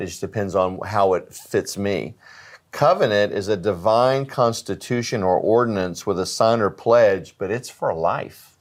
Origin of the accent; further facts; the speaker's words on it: United States; as an American